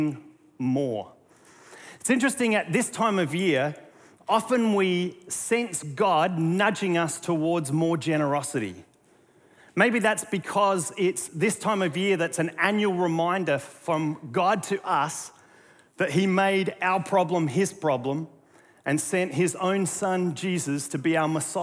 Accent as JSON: {"language": "English", "country": "Australia", "moved": "yes", "lives_now": "North Carolina, United States"}